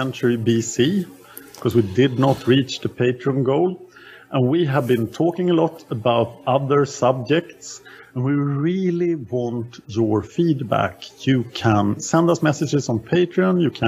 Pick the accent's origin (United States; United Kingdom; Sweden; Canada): Sweden; I am from Sweden.